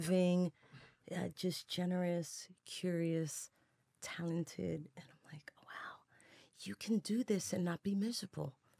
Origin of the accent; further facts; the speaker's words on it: New York City, New York, United States; I was, you know, growing up in the Bronx when it was on fire all day